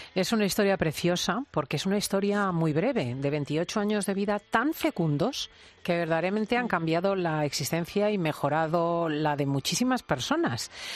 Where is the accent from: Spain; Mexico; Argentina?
Spain; nuestro país